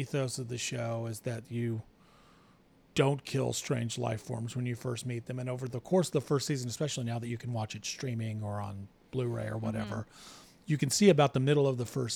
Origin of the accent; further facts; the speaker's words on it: the South, United States; I grew up in the South in the 70s and 80s